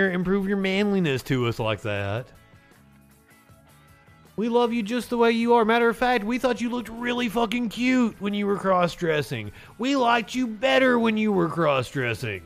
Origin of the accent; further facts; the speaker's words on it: Eastern Kentucky, United States; I'm from Eastern Kentucky